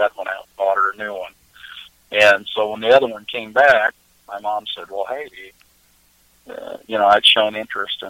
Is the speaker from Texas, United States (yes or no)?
no; Kansas City, Missouri, United States; also born or lived in Iowa; I was born in Iowa, in a little farm town in northeast Iowa. And then we moved to Kansas City, Missouri when I was young.